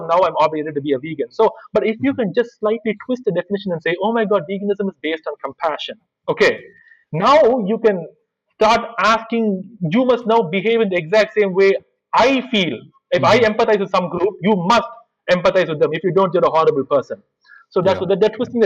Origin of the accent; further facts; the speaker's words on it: India; I'm an Indian